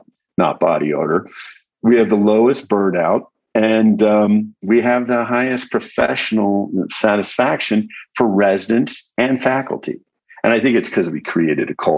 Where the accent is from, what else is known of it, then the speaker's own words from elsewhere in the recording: Colorado, United States; moved away as an adult; also born or lived in Texas / Baltimore, Maryland / San Antonio, Texas; now in New Mexico, United States; I was born in Texas, grew up in Colorado